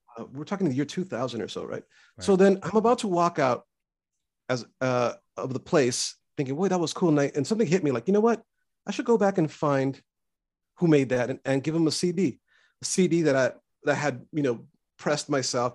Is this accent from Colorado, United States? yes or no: no; Los Angeles, California, United States; growing up in East LA, and my parents were immigrants